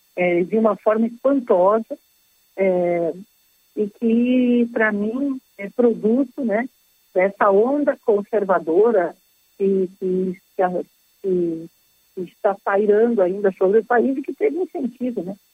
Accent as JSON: {"language": "Portuguese", "town": "Canoas", "region": "Rio Grande do Sul", "country": "Brazil", "tie": "born or raised there", "also_born_or_lived": "Porto Alegre", "said": "eu sou natural de Canoas"}